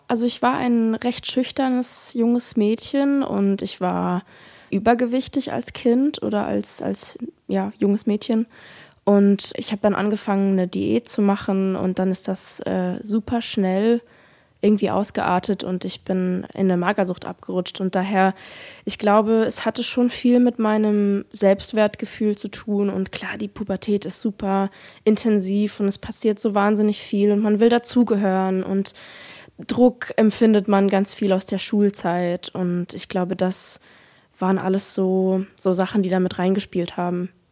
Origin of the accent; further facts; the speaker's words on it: Offenburg, Baden-Württemberg, Germany; moved away; also born or lived in Black Forest / Mannheim; ich komme ja aus Offenburg